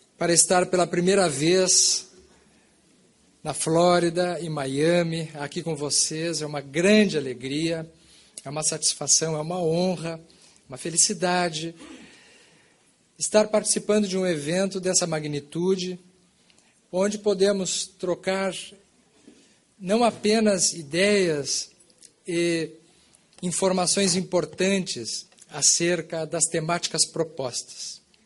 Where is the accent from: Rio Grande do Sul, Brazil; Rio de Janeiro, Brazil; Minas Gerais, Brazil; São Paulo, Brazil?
Rio Grande do Sul, Brazil; Bagé; moved away as an adult; now in Pelotas, Brazil; Quando eu nasci, eu já nasci numa família espírita no Brasil, no sul do Brasil, na cidade de Bagé, no Rio Grande do Sul, fronteira com o Uruguai